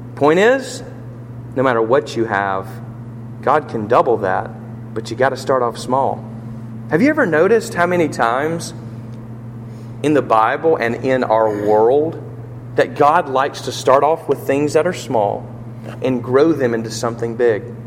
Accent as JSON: {"language": "English", "country": "United States", "said": "I'm an American"}